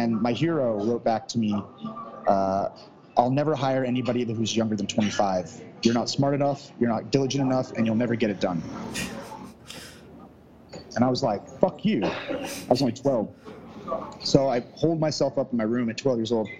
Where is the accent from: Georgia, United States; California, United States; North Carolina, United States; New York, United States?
California, United States; suburb of Sacramento; I grew up in California, small little town, little suburb of Sacramento